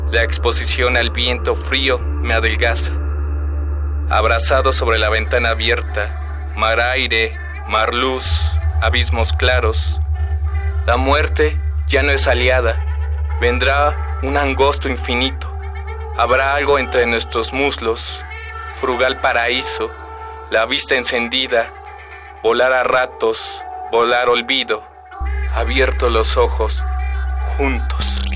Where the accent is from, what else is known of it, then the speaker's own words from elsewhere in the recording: Mexico City, Mexico; nací y vivo en la Ciudad de México, me dedico a la poesía y al ensayo